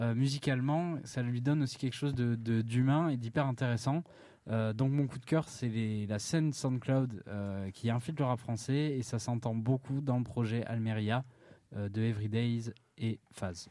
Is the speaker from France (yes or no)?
yes; Anglet, Nouvelle-Aquitaine, France; j'ai grandi à Anglette, au Pays Basque, avec deux chats